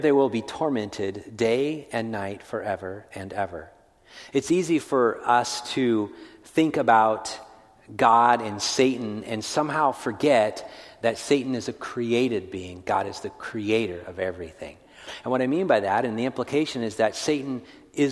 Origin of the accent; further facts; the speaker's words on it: California, United States; I grew up in California